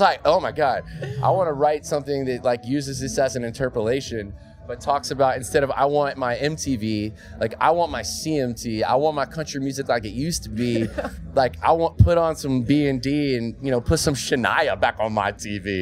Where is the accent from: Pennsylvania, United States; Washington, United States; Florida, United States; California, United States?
Florida, United States; moved away as an adult; my home state of Florida.